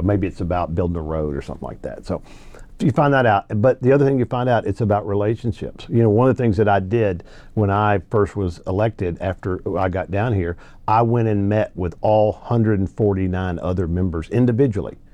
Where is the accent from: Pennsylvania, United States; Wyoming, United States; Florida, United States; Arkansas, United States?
Arkansas, United States; also born or lived in Louisiana; now in Texas, United States; I was born in Louisiana, raised in Arkansas